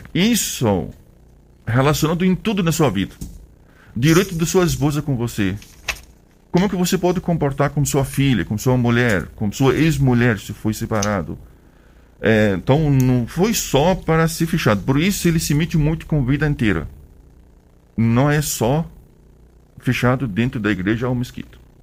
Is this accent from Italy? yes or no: no; Egypt; Portuguese is a second language; moved away as an adult; now in Brazil; eu sou do Egito